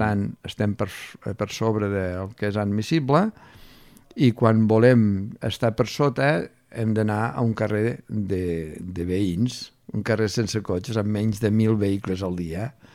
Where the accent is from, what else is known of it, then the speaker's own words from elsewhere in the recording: Lleida, Catalonia, Spain; now in Barcelona, Spain; Jo sóc de Lleida